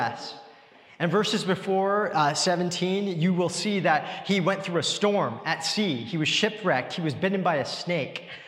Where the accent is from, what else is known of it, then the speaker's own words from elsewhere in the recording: Richmond, British Columbia, Canada; growing up in Richmond